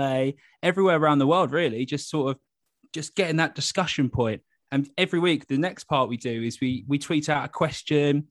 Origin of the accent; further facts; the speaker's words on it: Gosport, South East England, United Kingdom; I'm from Gosport originally, which is just over the road, basically over the water on the other side of the harbour